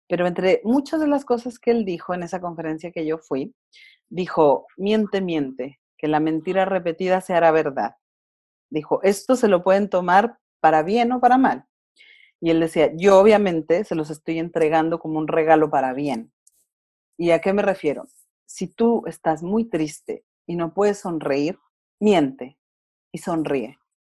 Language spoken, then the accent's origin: Spanish; Durango, Mexico; moved away as an adult; now in Chile; yo soy mexicana, soy de Durango, pero tengo ocho años residiendo en Chile